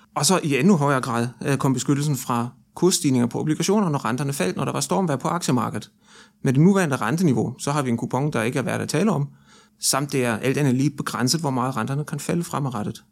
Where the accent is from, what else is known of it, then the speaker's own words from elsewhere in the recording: Germany; now in Denmark; syd for grænsen i Tyskland, hvor jeg nu kommer fra